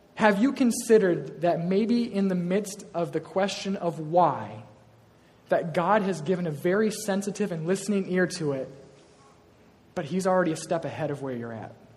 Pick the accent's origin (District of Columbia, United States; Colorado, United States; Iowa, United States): Iowa, United States; I am from Iowa. I was born and raised on a farm, proud of this.